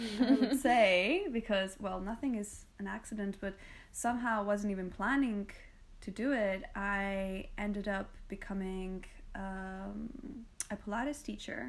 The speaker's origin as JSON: {"language": "English", "country": "Greece", "tie": "born or raised there", "also_born_or_lived": "United Kingdom / London", "moved": "as an adult", "said": "I come from Greece. So this is where I was born and raised. And I left when I was 18, and I spent a lot of time in the UK, about 10 years."}